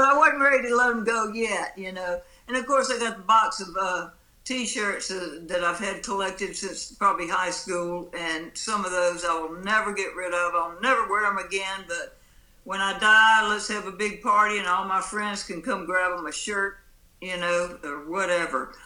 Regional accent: Pascagoula, Mississippi, United States; moved away as an adult; also born or lived in Jackson, Mississippi; I was born down here on the Mississippi coast in Pascagoula

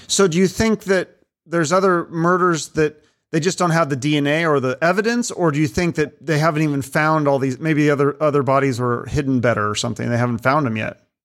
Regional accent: Seattle, Washington, United States; I'm from Seattle, I grew up in Seattle

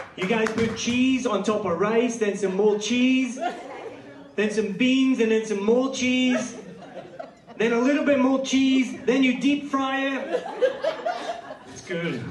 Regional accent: Scotland, United Kingdom; I'm from Scotland

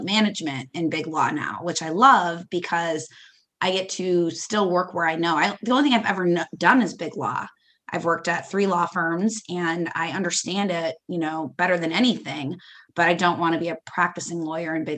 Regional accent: Dubuque, Iowa, United States; moved away as an adult; also born or lived in Des Moines, Iowa / Chicago; I was born in Iowa and I lived in Iowa until I was 25. I grew up in Dubuque, Iowa

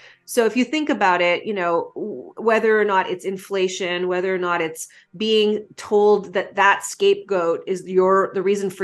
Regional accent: Canada; as a Canadian

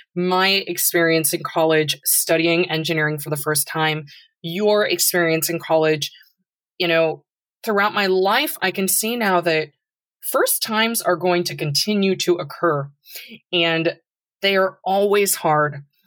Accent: San Francisco, California, United States; my sister and I were born in San Francisco

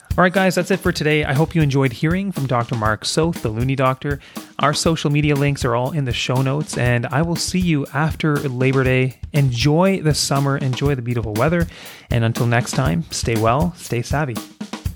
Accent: Kingston, Ontario, Canada; I grew up in Kingston, Ontario, a much smaller town than I am now

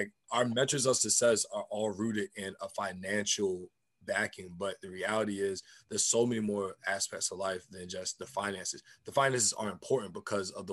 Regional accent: United States; I'm African American. We're rooted here

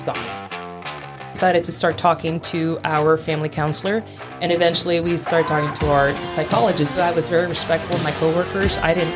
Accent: Laredo, Texas, United States; moved away as an adult; now in San Marcos, United States; I am originally from Laredo, Texas. I was born and raised there, but I actually spent a lot of my summers in Mexico

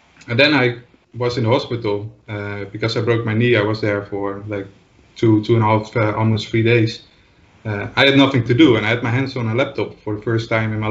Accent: Netherlands; English is a second language; I'm from the Netherlands, as you might can hear.

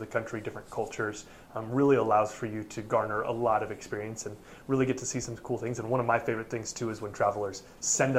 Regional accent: Oregon, United States; I am from Oregon. I am from there.

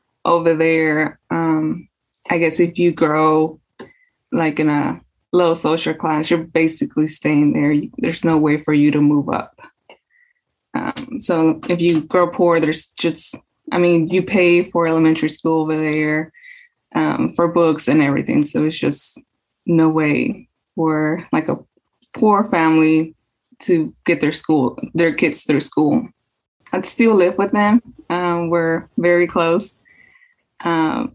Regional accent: Jackson, Mississippi, United States; also born or lived in Mexico / Texas; came here to Mississippi. So I did all my elementary, middle school and high school in Mississippi

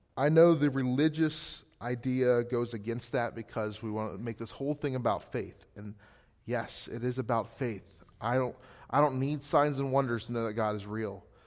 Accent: Gettysburg, Pennsylvania, United States; moved away as an adult; now in Scranton, United States; Gettysburg, Pennsylvania, originally.

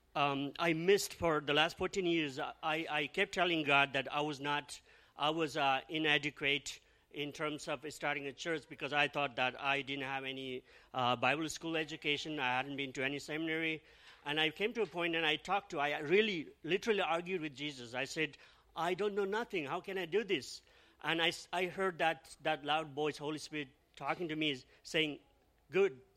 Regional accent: Nepal; also born or lived in Australia / Toronto; now in Mississauga, Canada; we are originally from Nepal.

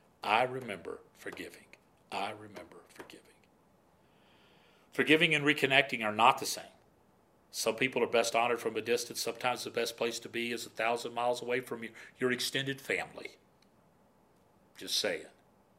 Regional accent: Florida, United States; I grew up in Florida

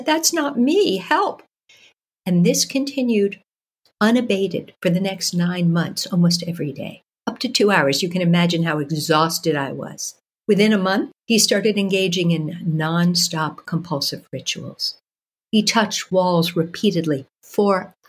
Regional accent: New York City, New York, United States; moved away as an adult; now in Toronto, Canada; I was born and raised in New York City

